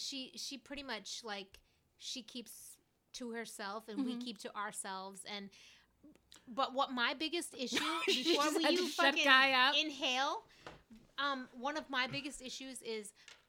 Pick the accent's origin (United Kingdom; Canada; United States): United States; Fort Worth, Texas; I'm from Fort Worth.